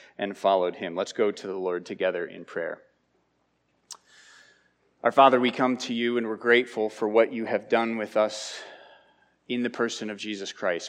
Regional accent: New Jersey, United States; I was from New Jersey

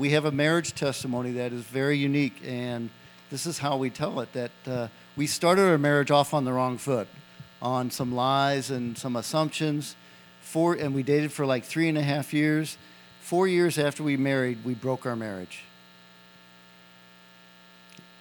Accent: Missouri, United States; I'm from Missouri

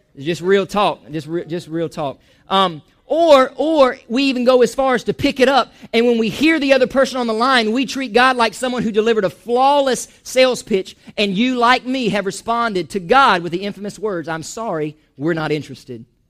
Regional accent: Chiefland, Florida, United States; also born or lived in Georgia; I'm from Chiefland

